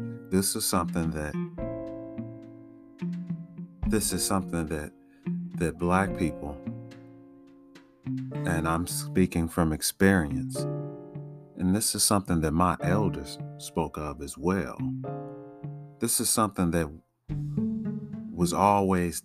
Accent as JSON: {"language": "English", "town": "Chicago", "region": "Illinois", "country": "United States", "tie": "born or raised there", "said": "growing up in Chicago"}